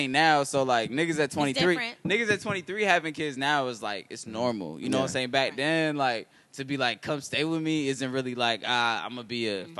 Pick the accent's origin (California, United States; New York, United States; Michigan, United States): California, United States; Oakland; I was born in Oakland, California.